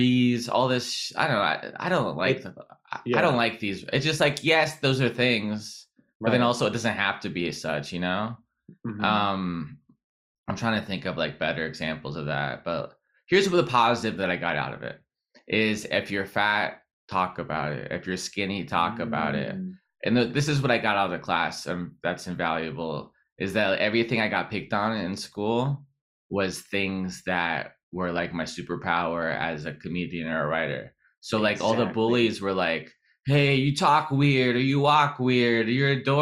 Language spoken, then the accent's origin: English; San Diego, California, United States; I'm from San Diego